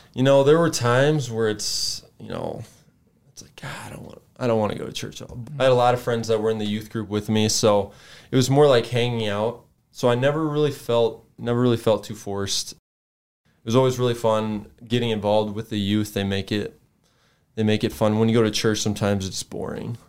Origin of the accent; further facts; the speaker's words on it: Sioux Falls, South Dakota, United States; I grew up here in Sioux Falls